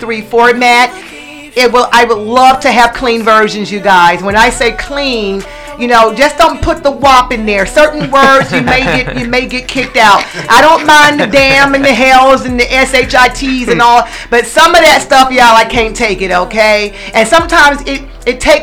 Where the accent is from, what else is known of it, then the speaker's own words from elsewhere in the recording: the South, United States; I'm also a dirty South girl because I'm from the South